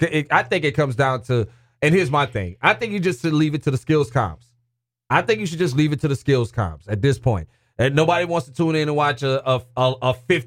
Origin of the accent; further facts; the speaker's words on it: Louisiana, United States; I'm from Louisiana